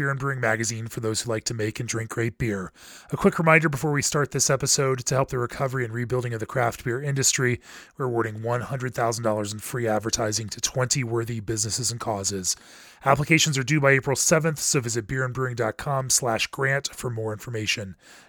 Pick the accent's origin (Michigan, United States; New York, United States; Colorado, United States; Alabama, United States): Colorado, United States; Fort Collins; Congratulations, my hometown.